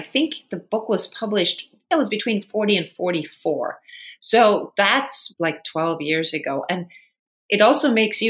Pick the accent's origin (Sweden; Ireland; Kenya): Sweden; the time that I grew up in Sweden was so incredibly gender balanced, so equal. It was probably the most gender equal country in the world at that point.